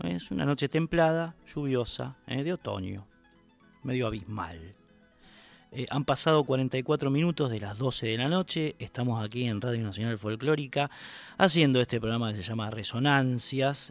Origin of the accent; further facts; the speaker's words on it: Lanús, Buenos Aires Province, Argentina; los que somos de Lanús, nacimos, vivimos y calculo que nos moriremos